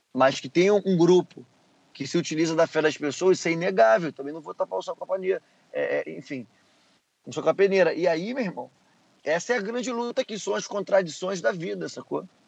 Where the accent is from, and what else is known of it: Rio de Janeiro, Brazil